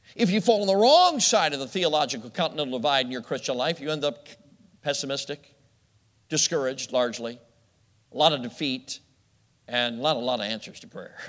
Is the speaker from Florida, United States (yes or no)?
no; Chicago, Illinois, United States; I grew up in Chicago